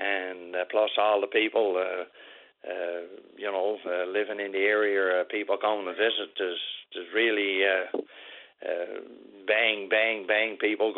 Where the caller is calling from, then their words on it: Southwest Arm area, Newfoundland and Labrador, Canada; I'm calling, we calls it the Southwest Arm area. You leave up in Queens Cove, Northwest Brook area, and you come down to Gooseberry Cove, Southport. That's the last couple of places in the bottom.